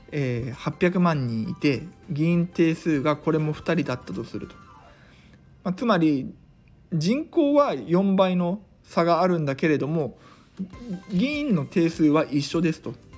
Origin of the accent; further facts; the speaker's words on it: Iga, Mie, Japan; 僕の地元の伊賀には上野城っていうのがある